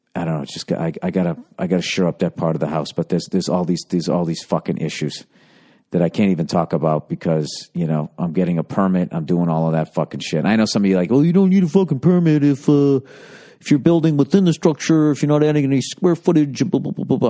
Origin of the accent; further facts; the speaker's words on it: outside of Boston, Massachusetts, United States; I grew up outside of Boston